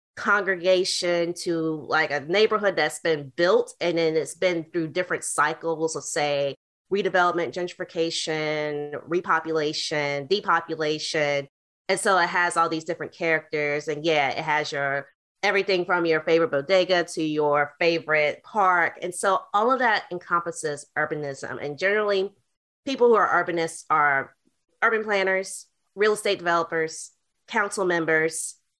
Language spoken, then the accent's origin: English; Greensboro, North Carolina, United States; also born or lived in Kansas City / Baltimore / Washington, D.C.; now in Oxon Hill, Maryland, United States; I'm originally from Greensboro, North Carolina.